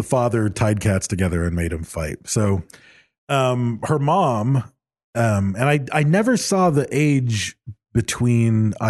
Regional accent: Michigan, United States; Growing up in Michigan, deer hunting was a huge thing.

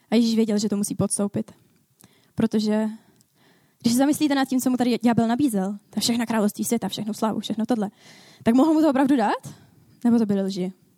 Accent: Ostrava, Moravian-Silesian Region, Czechia; Já jsem z Ostravy. Já tady v Ostravě pracuji

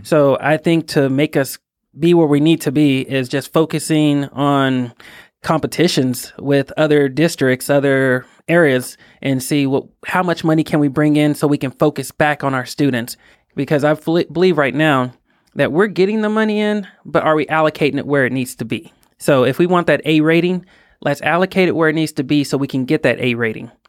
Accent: Fort Worth, Texas, United States; I was born and raised in Fort Worth, Texas

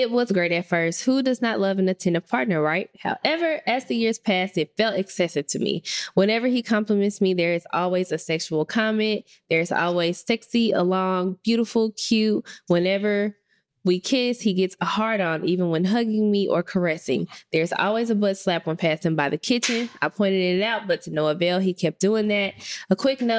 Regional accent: Memphis, Tennessee, United States; I'm from Memphis

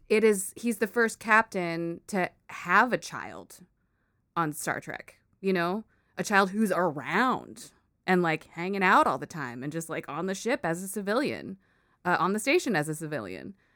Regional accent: United States; I was born here in the States, and I grew up with Filipino culture around me a lot, but I'm an American person

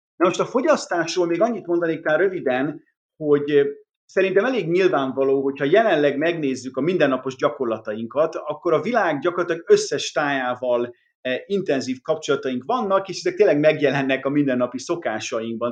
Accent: Hungary; mi zsigerileg magyarként elutasítjuk

